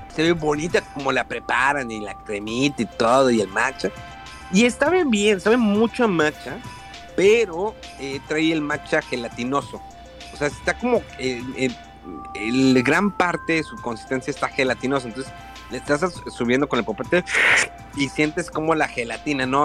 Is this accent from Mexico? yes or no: yes; Mexico; now in Japan; como buenos mexicanos